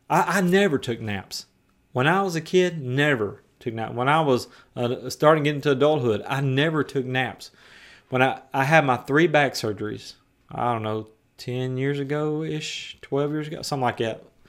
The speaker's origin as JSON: {"language": "English", "region": "West Tennessee", "country": "United States", "tie": "born or raised there", "said": "I was a semi-professional skateboarder as a teenager in West Tennessee. I skated all over my hometown"}